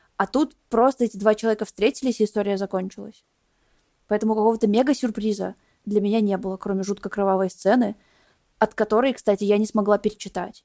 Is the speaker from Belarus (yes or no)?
yes; Belarus; моей страны